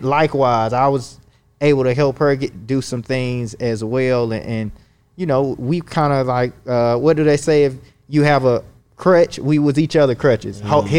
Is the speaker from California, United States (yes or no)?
no; Atlanta, Georgia, United States; So I'm from Atlanta originally, okay. But I went to Kansas City to work for the Social Security Administration in 2017.